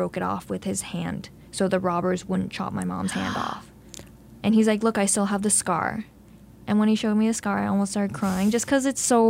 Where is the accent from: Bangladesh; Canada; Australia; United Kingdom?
Canada; Belleville, Ontario; also born or lived in Thunder Bay / Kingston / Havelock; I ended up in Belleville when I was in grade 5. So I call Belleville my hometown.